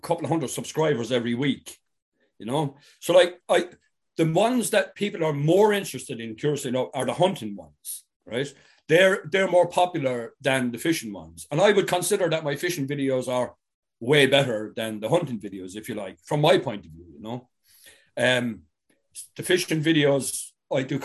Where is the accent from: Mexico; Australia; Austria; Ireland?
Ireland; first language English; also born or lived in England; it's fundamental to me as an Irish person to be able to speak my own language